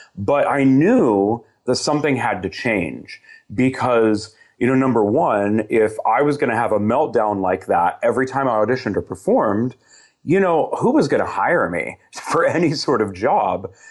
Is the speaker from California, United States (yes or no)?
yes; Southern California, United States; I grew up in Southern California, about an hour east of L